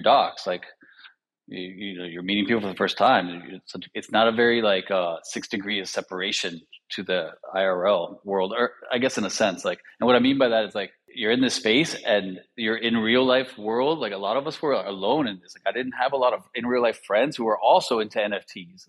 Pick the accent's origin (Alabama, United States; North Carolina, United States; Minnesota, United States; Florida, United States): Florida, United States; Miami; I grew up in Miami